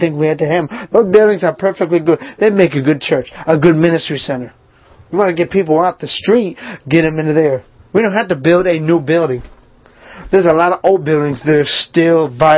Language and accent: English; Northeast, United States; now in Charlotte, United States; I grew up in the Northeast in a small town, Milltown